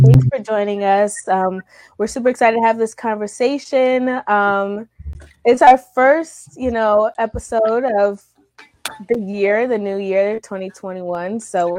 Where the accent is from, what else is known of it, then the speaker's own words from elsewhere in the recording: Cleveland, Ohio, United States; I'm from Cleveland